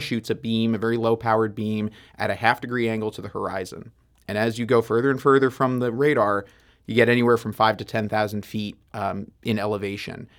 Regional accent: New York, United States; now in St. Louis, United States; I was from New York

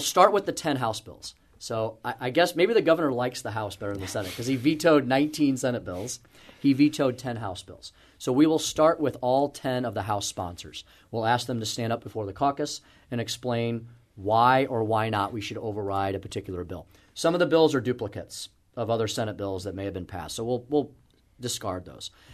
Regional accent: St. Louis, Missouri, United States; I grew up here, uh, went to school in the city, and purposefully came back, um, to, to my home state

